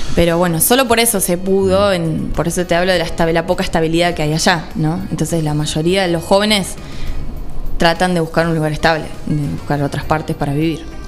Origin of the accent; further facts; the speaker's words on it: Villa de Mayo, Buenos Aires Province, Argentina; also born or lived in Mar del Tuyú, Partido de la Costa; En Buenos Aires, en Gran Buenos Aires, en zona norte. En Villa de Mayo se llama la localidad. Eh, Ahí fui criada